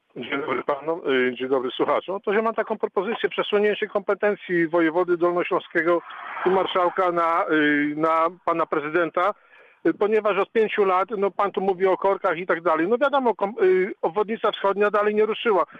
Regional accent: Siechnice, Lower Silesian Voivodeship, Poland; Ja się tutaj urodziłem i wychowałem. Pamiętam Siechnice sprzed 30, sprzed 40 lat.

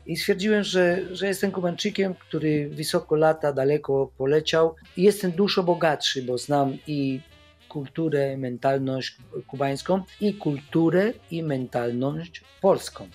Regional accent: Havana, Cuba; Polish is a second language; moved away as an adult; also born or lived in Łódź, Poland / Wrocław, Poland; now in Poland; po ukończeniu, e, szkoły średniej muzycznej w Hawanie

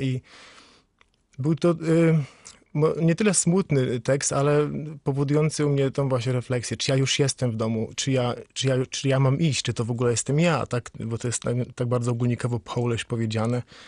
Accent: Świebodzice, Lower Silesian Voivodeship, Poland; now in Wales, United Kingdom; do domu, w którym się urodziłem, w Siebodzicach

